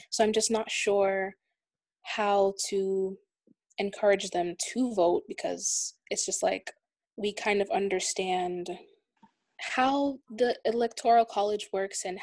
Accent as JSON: {"language": "English", "region": "New Jersey", "country": "United States", "said": "I'm a student at Full Sail University. I'm from New Jersey."}